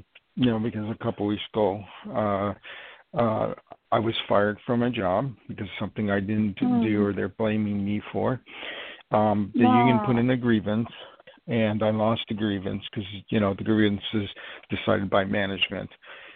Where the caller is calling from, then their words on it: New York, United States; I'm calling from New York.